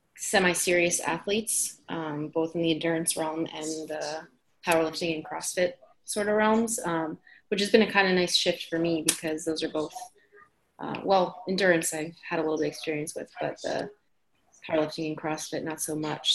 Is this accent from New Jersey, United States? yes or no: yes; New Jersey, United States; now in Boston, United States; I am originally from New Jersey